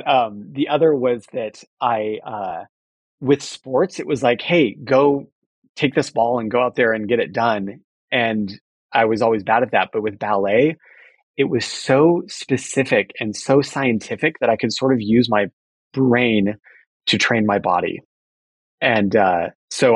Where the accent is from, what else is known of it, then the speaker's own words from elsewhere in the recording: Fullerton, California, United States; I grew up in Fullerton, California.